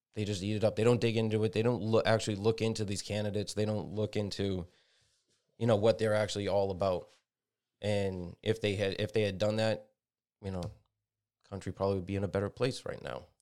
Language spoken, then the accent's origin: English; United States; We're all Americans